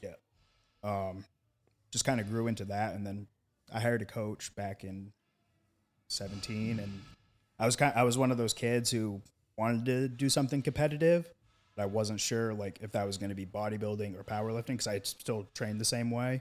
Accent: Maine, United States; my home state at U Maine.

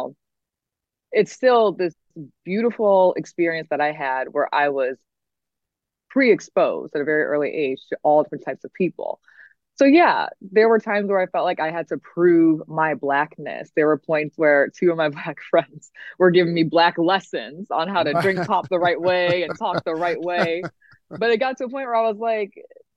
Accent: Detroit, Michigan, United States; I grew up at 7 Mile and Woodward. I grew up in the University District

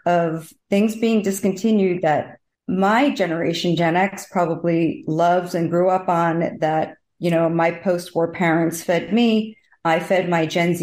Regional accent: Northeast, United States; now in Miami, United States; where I grew up in the Northeast, close to New York City

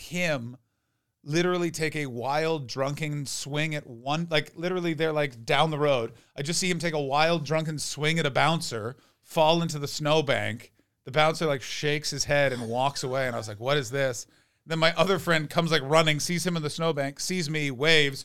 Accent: Ottawa, Ontario, Canada; moved away; I'm from Ottawa. I'm from the capital

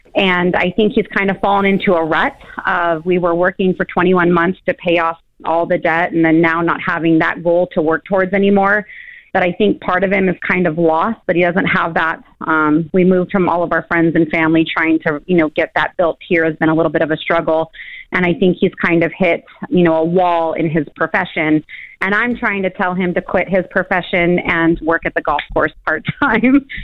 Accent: California, United States; moved away as an adult; now in Tennessee, United States; my husband and I were born and raised in California

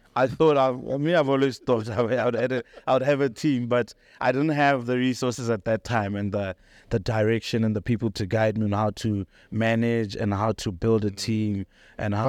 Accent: Polokwane, Limpopo, South Africa; moved away as an adult; also born or lived in Johannesburg; I was born and raised in Polokwane

